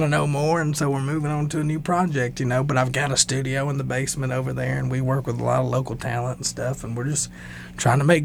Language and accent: English; Northern Georgia, United States; I grew up in Georgia